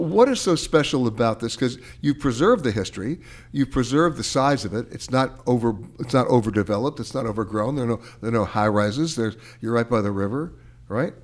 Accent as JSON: {"language": "English", "region": "New York", "country": "United States", "tie": "born or raised there", "said": "when I was growing up in New York"}